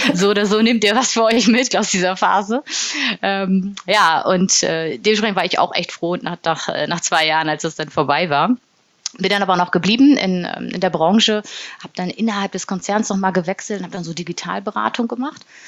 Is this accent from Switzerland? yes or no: no; Bremen, Germany; also born or lived in Berlin / Hamburg; now in Munich, Germany; Ich bin in Bremen geboren und nach Berlin und Hamburg jetzt in München wohnhaft.